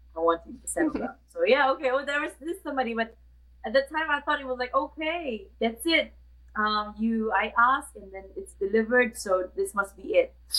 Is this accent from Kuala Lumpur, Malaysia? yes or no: yes; Kuala Lumpur, Malaysia; I'm from Kuala Lumpur, Malaysia